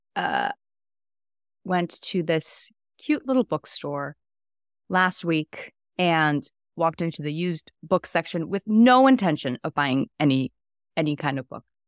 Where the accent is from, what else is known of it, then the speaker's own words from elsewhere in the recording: Iceland; moved away as an adult; also born or lived in New York City, United States; now in Atlanta, United States; I am originally from Iceland